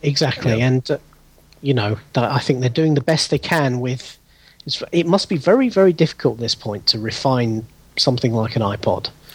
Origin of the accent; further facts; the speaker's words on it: United Kingdom; accent: British; as people you can probably hear from my accent, I'm, I'm British. I'm in the UK